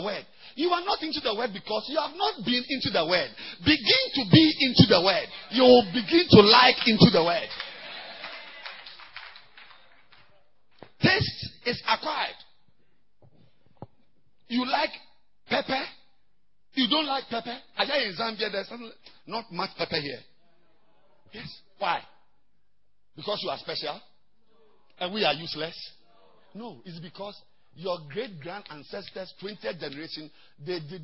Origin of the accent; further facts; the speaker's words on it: Ghana; I've come from far away